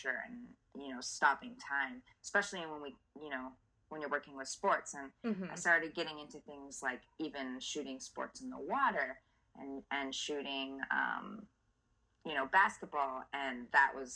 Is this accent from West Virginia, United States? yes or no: no; Southern California, United States; growing up in Southern California